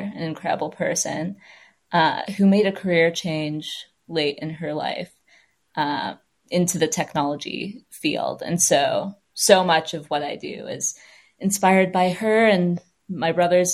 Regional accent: California, United States; also born or lived in Michigan / Los Angeles; I'm from California, have lived there almost my whole life, except for these international stints and a brief stint in Michigan

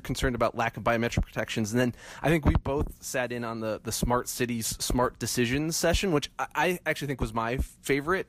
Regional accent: Midwest, United States; moved away; I'm originally from the Midwest

